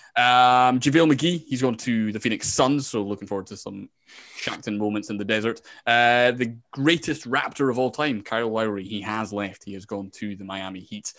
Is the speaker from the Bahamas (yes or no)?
no; Scotland, United Kingdom; I'm from Scotland